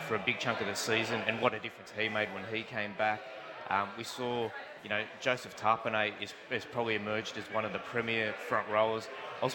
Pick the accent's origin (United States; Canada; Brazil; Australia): Australia; Merrylands, New South Wales; I grew up in Merrylands